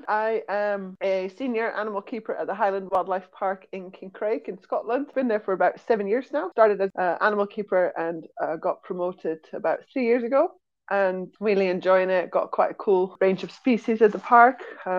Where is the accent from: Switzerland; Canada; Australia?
Switzerland; also born or lived in Netherlands; So I was born in the Netherlands, we moved to Switzerland for my dad's job, and I grew up there.